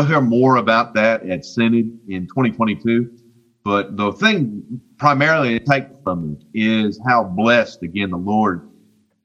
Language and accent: English; West Virginia, United States; I'm from West Virginia. And I learned math in West Virginia public schools